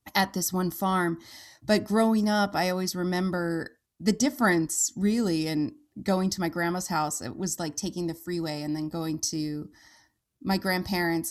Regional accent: Santa Clarita, California, United States; moved away; I grew up in Southern California

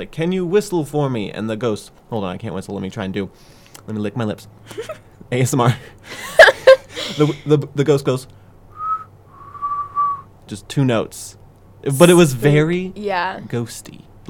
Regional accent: Cynthiana, Kentucky, United States; I'm from Cynthiana, Kentucky, home of The Walking Dead. And in that small town

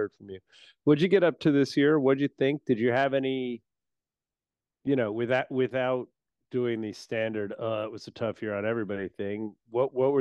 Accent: New Jersey, United States; there's this wonderful bar in my hometown called Barnacle Bill's that I love

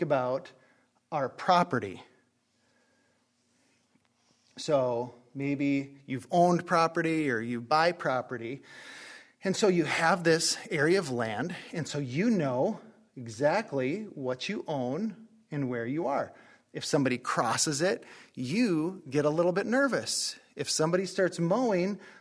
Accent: Northeast North Dakota, United States; where I grew up in Northeast North Dakota

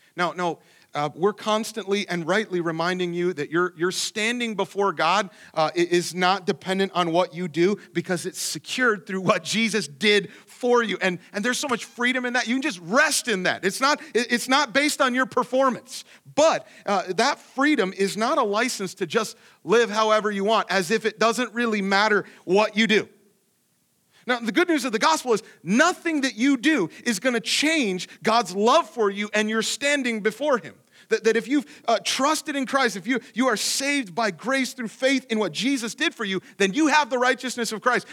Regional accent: Ohio, United States; moved away; I grew up in Ohio where it was at nothing, so it's just super flat

